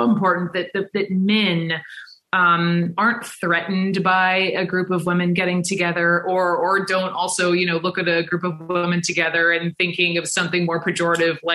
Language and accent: English; Atlanta, Georgia, United States; I was growing up in Atlanta